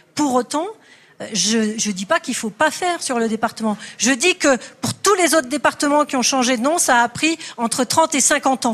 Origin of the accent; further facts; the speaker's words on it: Perpignan, Occitania, France; Je suis habitante de Perpignan